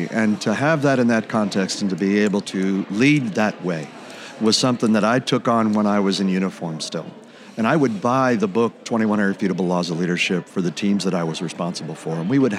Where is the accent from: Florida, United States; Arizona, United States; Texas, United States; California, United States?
Florida, United States; Key West; growing up in the Navy, growing up in Key West, but then growing up in the Navy